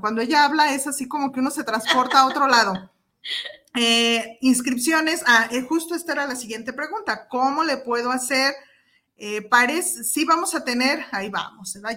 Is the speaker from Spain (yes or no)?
no; Mexico; como mexicanos